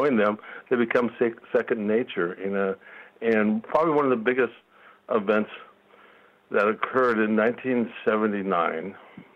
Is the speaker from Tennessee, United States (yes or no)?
no; Glen Ellen, California, United States; also born or lived in San Francisco, California; I was born in San Francisco. My folks bought property and when I was 8 years old, 9 years, 10 years old, somewhere in Glen Ellen, California, in Sonoma